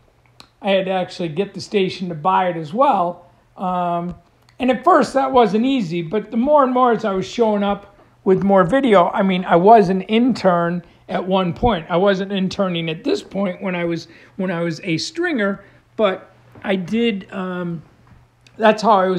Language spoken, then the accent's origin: English; New York, United States; moved away as an adult; also born or lived in Tulsa, Oklahoma; a kid growing up in New York State